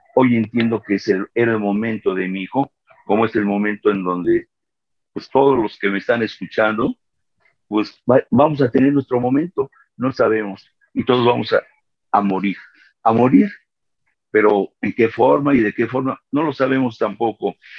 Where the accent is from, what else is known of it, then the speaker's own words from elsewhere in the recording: Mexico City, Mexico; soy de México, de la Ciudad de México